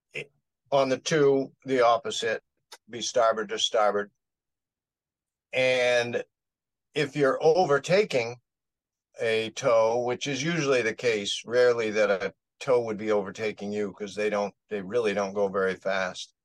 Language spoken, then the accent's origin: English; Maine, United States; We're from Maine